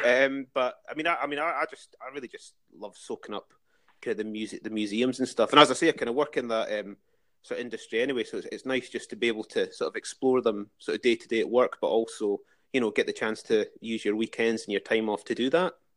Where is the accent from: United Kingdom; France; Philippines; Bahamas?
United Kingdom; Dalkeith, Scotland; moved away as an adult; also born or lived in Glasgow / Edinburgh; now in London, United Kingdom; I grew up in Dalkeith